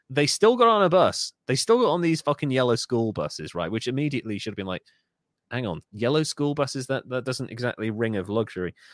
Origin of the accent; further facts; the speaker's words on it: United Kingdom; I love being British